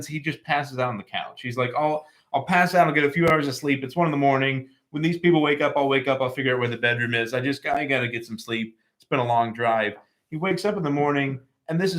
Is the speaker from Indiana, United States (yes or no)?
yes; rural Indiana, United States; growing up in rural Indiana